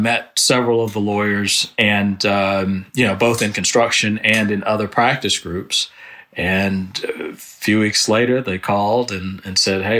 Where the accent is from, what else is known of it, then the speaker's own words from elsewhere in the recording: Alabama, United States; I'm an architecture major. You know, I grew up in Alabama.